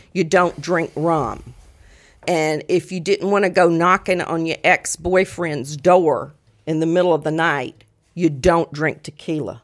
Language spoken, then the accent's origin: English; Mississippi, United States; moved away as an adult; I'm from Mississippi, but I've been up here almost forty years